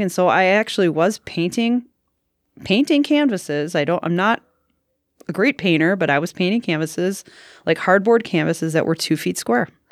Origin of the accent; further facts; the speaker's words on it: Ashwaubenon, Wisconsin, United States; I grew up in Ashwaubenon, Wisconsin, suburb of Green Bay